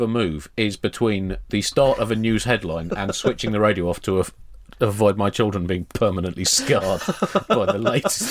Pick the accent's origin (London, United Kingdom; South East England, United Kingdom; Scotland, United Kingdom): London, United Kingdom; born there; You see, I was born in London to an Irish mother and a Pakistani father, making me half Irish, half Pakistani, and 100% British.